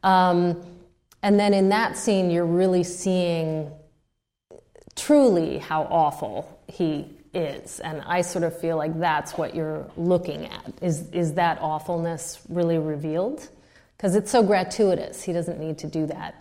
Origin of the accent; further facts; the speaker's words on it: United States; I'm the American